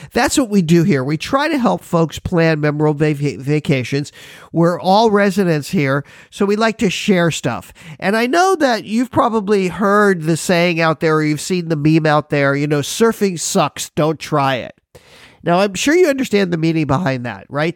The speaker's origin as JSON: {"language": "English", "town": "Miami Beach", "region": "Florida", "country": "United States", "moved": "yes", "lives_now": "Hawaii, United States", "said": "I'm originally from Miami Beach"}